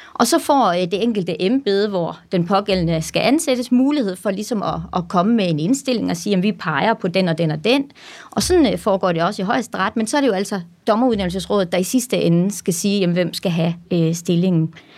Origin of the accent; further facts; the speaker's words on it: Randers, Central Denmark Region, Denmark; also born or lived in Aarhus; så er jeg jo født og opvokset i Randers